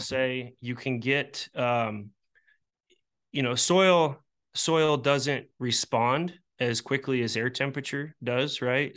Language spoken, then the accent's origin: English; Iowa, United States; I'm from Iowa